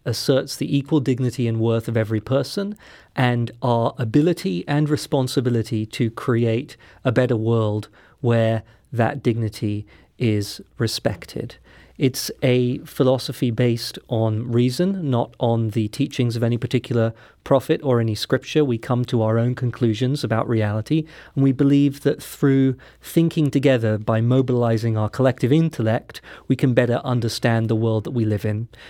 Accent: London, United Kingdom; moved away; I'm not from the United States, mm-hmm. I'm from London, England.

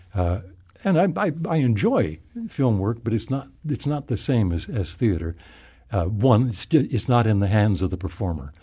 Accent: Oklahoma, United States; moved away; I'm from Oklahoma

